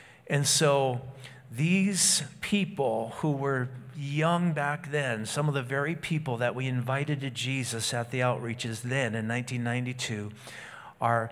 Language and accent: English; United States; I'm an American.